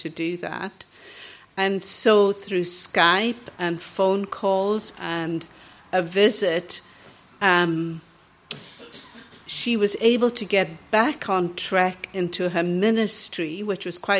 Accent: Kenya; also born or lived in England / Pakistan / Northern Ireland; now in Portugal; I was born in Kenya, but my parents came from Goa

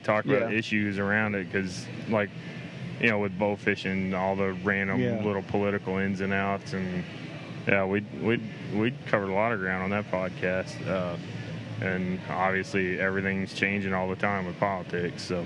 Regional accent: Central Texas, United States; growing up in Central Texas

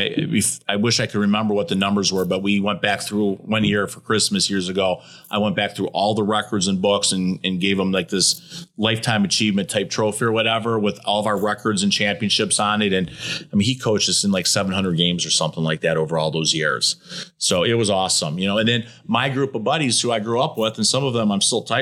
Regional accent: Farmington Hills, Michigan, United States; Farmington Hills, okay, right down the road here in Michigan. So, you know, I grew up there.

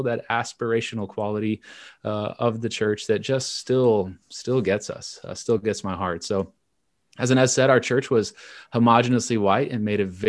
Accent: Little Rock, Arkansas, United States; also born or lived in Chicago area; I grew up in Central Arkansas. I was born outside of Chicago and moved around a little bit until I was 7, and then was raised in Little Rock. And being raised in the Bible Belt South, the heart of Central Arkansas

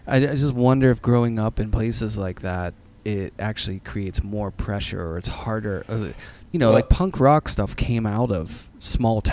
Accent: Pittsburgh, Pennsylvania, United States; moved away; I grew up in Pittsburgh, like just outside the city

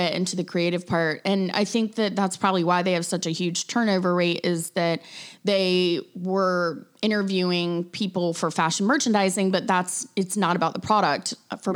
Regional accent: Greenville, South Carolina, United States; growing up in South Carolina

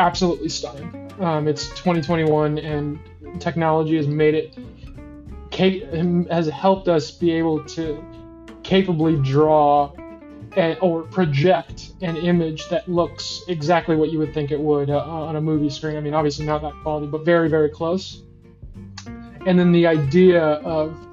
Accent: Chicago, Illinois, United States; I'm from Chicago. I live in Chicago. I do my work in Chicago. And, I'm at the age where I was pretty much growing up during the Bulls

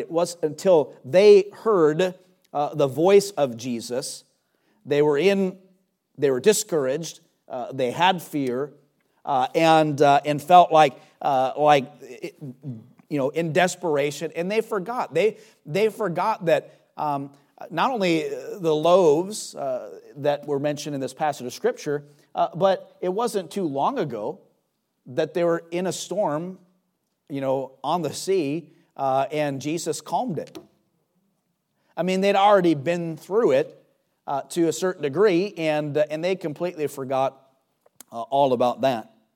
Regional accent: United States; as an American

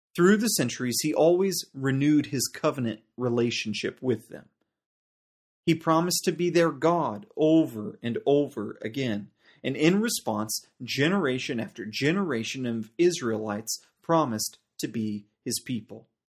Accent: United States; now in South Africa; my home country, uh, the United States

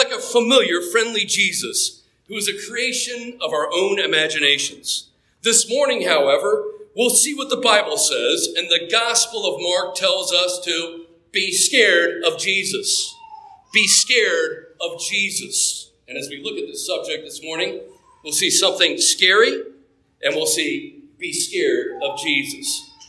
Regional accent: Japan; There was an old shrine on the military base that I grew up on in Japan

